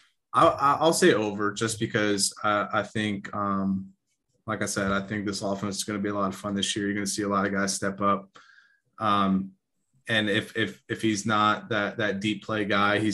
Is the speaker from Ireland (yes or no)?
no; Arkansas, United States; my home state here in Arkansas